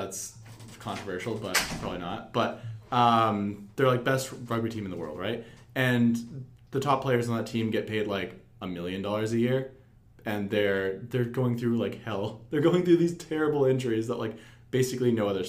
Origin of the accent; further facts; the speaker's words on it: Alberta, Canada; now in Vancouver, Canada; I'm from Alberta